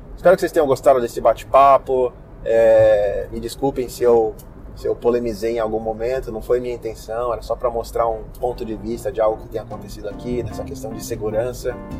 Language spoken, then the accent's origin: Portuguese; Brazil; now in United States; como brasileiros nós somos esperançosos